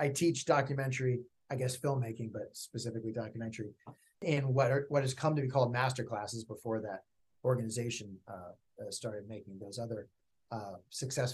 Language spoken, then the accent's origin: English; Berkeley, California, United States; also born or lived in upstate New York; now in Los Angeles, United States; I grew up in Berkeley, California